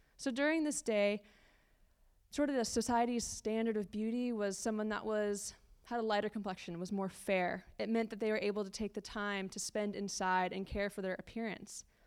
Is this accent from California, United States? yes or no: yes; California, United States; moved away as an adult; now in London, United Kingdom; We're originally from California, which is the best state, I'll have to say. Uh, we moved to London about a year ago